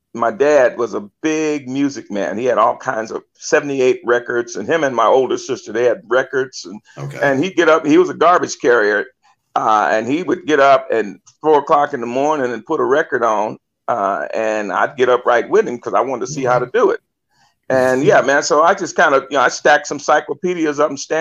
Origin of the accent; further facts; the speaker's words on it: Vallejo, California, United States; Vallejo is hometown, born and raised there.